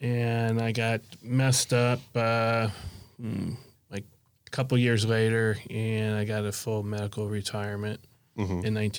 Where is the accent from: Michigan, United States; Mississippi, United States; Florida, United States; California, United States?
Florida, United States; Miami; I grew up in Miami.